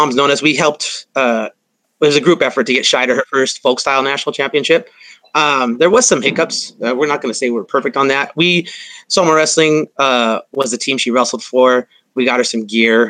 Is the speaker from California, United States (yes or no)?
yes; La Mirada, California, United States; I'm from La Mirada, Whittier